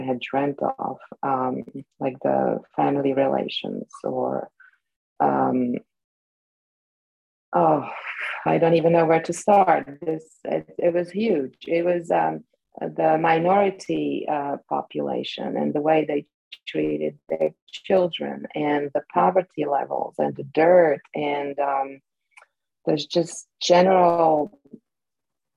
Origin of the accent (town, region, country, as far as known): Bratislava, Bratislava Region, Slovakia; born or raised there; first language Slovak; English is a second language; moved away as an adult; now in New Jersey, United States